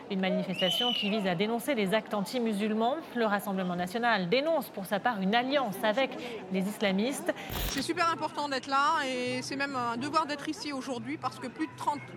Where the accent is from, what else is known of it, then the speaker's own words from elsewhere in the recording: France; Je suis française sous plus de huit générations. J'ai choisi ma religion parce que je suis libre dans mon pays.